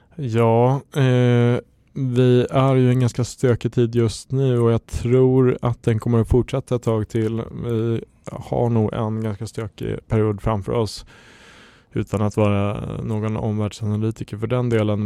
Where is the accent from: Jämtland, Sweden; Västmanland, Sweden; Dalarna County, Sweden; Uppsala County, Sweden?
Jämtland, Sweden; now in Stockholm, Sweden; jag kommer från Jämtland från början